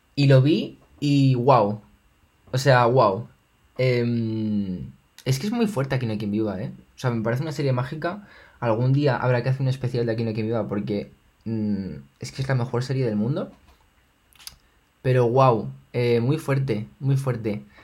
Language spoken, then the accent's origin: Spanish; Spain; me siento español